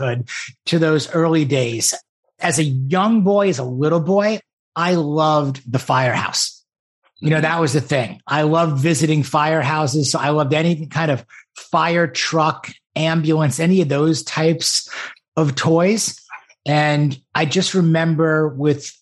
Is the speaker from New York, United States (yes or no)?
yes; Great Neck, New York, United States; I grew up on the North Shore of Long Island in a town called Great Neck